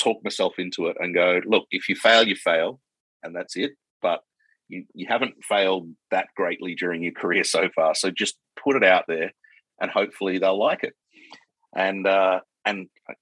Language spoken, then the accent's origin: English; Perth, Western Australia, Australia; moved away as an adult; also born or lived in Sydney / London; I'm this kid from Perth